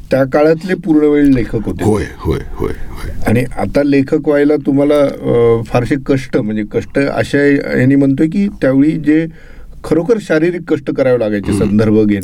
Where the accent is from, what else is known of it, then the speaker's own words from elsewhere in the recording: Kalamb, Maharashtra, India; माझं मूळ गाव कळम उस्मानाबाद जिल्ह्यातलं तसं ग्रामीण भाग तो सगळा